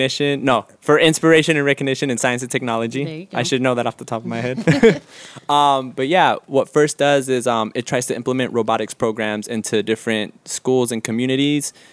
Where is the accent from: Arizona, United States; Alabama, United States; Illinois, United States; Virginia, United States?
Arizona, United States; Phoenix; moved away as an adult; now in Los Angeles, United States; Born and raised in Phoenix, Arizona